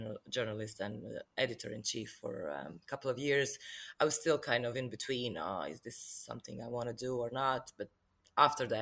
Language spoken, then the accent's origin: English; Croatia; also born or lived in Dublin, Ireland; I'm from Croatia, and I'm based in Zagreb at the moment, but I used to work in Dublin as well for 6 years